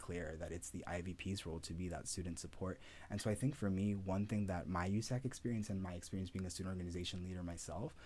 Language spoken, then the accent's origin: English; San Bernardino, California, United States; also born or lived in El Salvador / Ohio; I've grown up in San Bernardino ever since